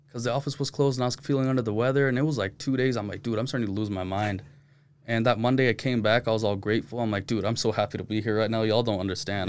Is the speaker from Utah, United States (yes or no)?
yes; Utah, United States; Born and raised in Utah, but my parents are from Pakistan